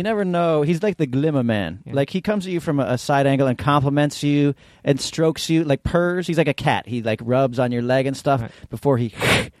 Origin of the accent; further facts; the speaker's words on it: New York City, New York, United States; I'm from New York City.